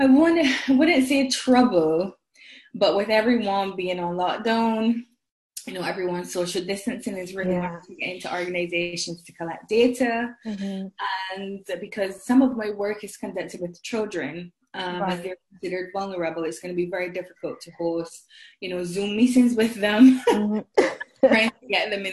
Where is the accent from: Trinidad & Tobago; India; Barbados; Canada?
Barbados; moved away as an adult; also born or lived in Scotland / Liverpool, United Kingdom; now in United Kingdom; I am originally from the Caribbean island of Barbados